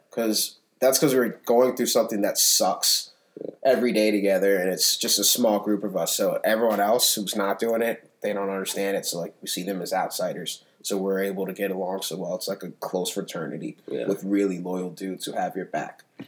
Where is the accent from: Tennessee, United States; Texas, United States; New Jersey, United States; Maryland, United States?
Maryland, United States; Potomac; also born or lived in Silver Spring, Maryland / Germantown, Maryland / Guinea (parents); most of my life, definitely, I was raised in Potomac